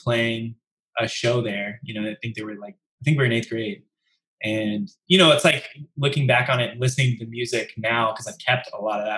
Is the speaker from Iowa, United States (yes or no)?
yes; Cedar Falls, Iowa, United States; I grew up in Iowa, in a town called Cedar Falls